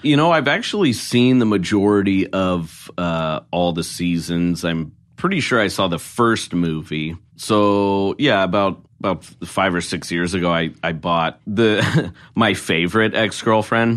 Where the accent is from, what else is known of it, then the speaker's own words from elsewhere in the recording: Oregon, United States; I'm from Oregon